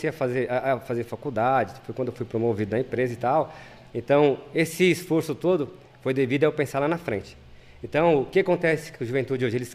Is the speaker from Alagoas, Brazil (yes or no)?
no; São Paulo, Brazil; now in Ribeirão Preto, Brazil; Bom, é, eu nasci lá em São Paulo, em, na Zona Leste.